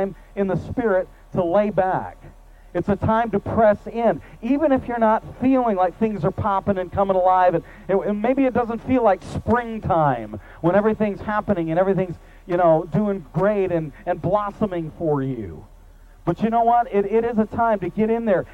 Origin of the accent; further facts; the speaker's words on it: Michigan, United States; now in Mid-Cities, Texas, United States; I grew up in Michigan, and the seasons are very well defined